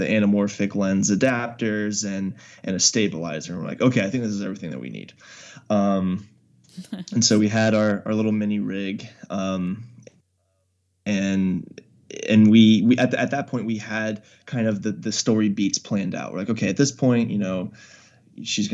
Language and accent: English; New Orleans, Louisiana, United States; I'm from New Orleans